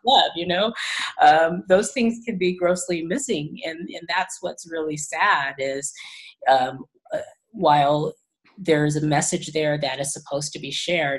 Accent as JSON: {"language": "English", "region": "California", "country": "United States", "tie": "born or raised there", "also_born_or_lived": "Tennessee", "said": "I was born in Tennessee, actually, and my mom was from California originally. So when they split up, we moved back to California"}